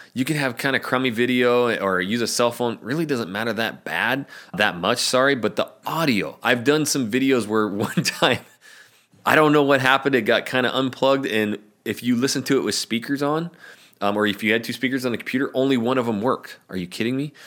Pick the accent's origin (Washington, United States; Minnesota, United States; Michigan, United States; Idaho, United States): Idaho, United States; North; moved away as an adult; now in Portland, United States; I'm from North Idaho.